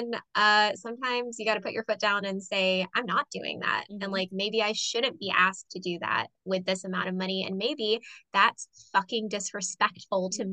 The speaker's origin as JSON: {"language": "English", "town": "Sanford", "country": "United States", "tie": "born or raised there", "said": "a theater in my hometown"}